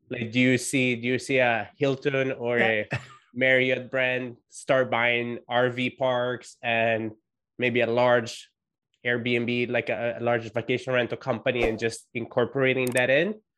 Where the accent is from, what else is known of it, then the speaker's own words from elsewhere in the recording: Italy; being Italian